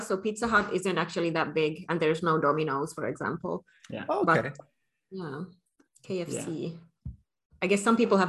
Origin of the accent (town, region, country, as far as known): Finland